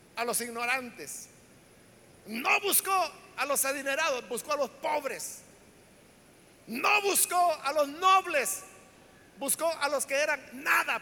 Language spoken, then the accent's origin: Spanish; El Salvador; la iglesia evangélica en nuestro país, le estoy hablando del Salvador